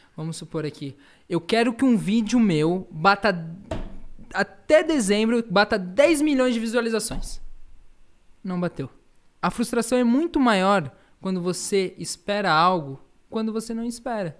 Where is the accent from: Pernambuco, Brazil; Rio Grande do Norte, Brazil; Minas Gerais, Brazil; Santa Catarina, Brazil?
Santa Catarina, Brazil; Florianópolis; also born or lived in São Paulo; Sou paulista, mas fiquei, né, fui com um ano de idade para Florianópolis, então me consideram um manezinho da ilha